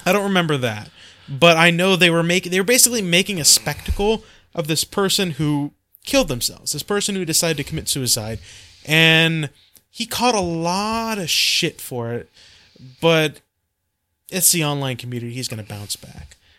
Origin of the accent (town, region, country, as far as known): United States